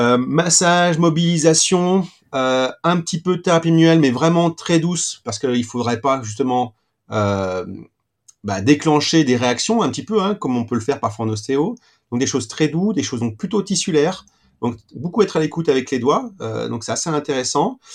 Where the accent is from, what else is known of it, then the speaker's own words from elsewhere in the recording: Saint-Étienne, Auvergne-Rhône-Alpes, France; pur stéphanois, comme certains le, le, savent déjà. Donc, j'ai fait euh, ma scolarité à Saint-Étienne